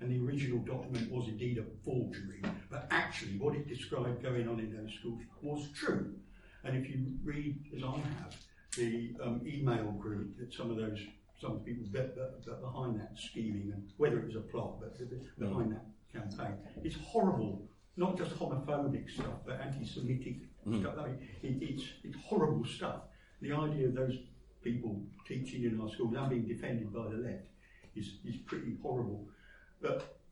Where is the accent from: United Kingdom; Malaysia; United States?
United Kingdom; Birmingham, West Midlands; I come from Birmingham, I live in Birmingham.